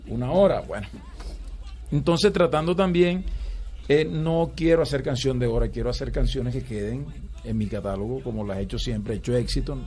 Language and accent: Spanish; Valledupar, Cesar, Colombia; Yo nací en Valledupar y figúrate, desde niño, desde que tengo uso de razón, eh, escucho vallenato por todos lados.